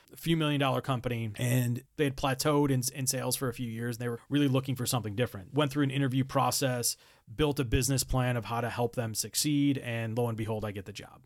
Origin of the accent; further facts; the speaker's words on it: Buffalo, New York, United States; moved away as an adult; also born or lived in Rochester; get back to my hometown